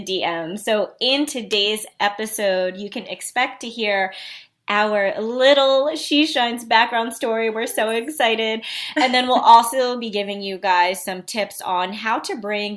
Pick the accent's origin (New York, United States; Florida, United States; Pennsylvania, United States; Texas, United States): New York, United States; New York City; moved away; also born or lived in Philadelphia; I'm originally from Queens, New York